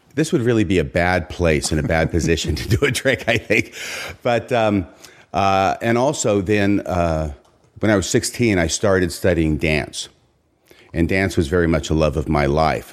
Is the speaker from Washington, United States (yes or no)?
yes; Seattle region, Washington, United States; also born or lived in Waco, Texas; junior high school, high school years, I'm up here in Washington